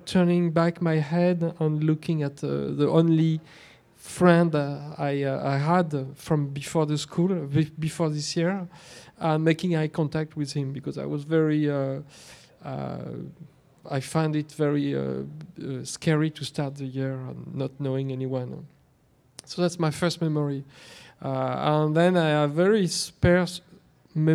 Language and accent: English; Versailles, Île-de-France, France; It was in Versailles